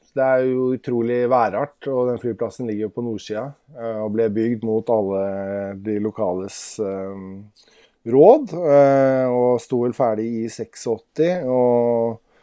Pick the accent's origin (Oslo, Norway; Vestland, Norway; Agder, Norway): Oslo, Norway; now in Nesodden, Norway; jeg kommer fra Oslo